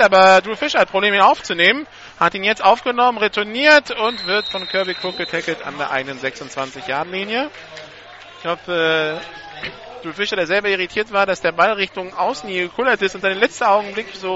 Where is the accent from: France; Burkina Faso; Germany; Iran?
France; ich bin ja Franzose